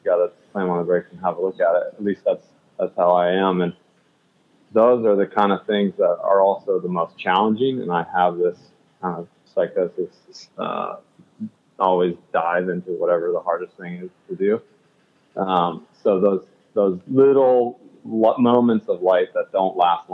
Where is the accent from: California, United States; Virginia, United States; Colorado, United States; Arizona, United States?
Colorado, United States; Colorado native, born and raised